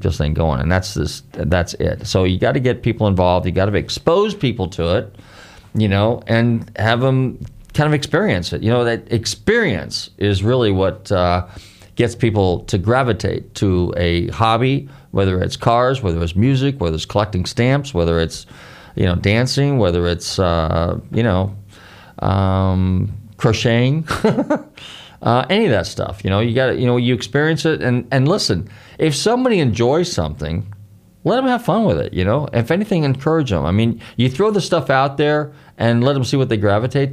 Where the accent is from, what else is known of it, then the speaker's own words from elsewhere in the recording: San Francisco, California, United States; when I grew up in San Francisco, you know, we had Chinatown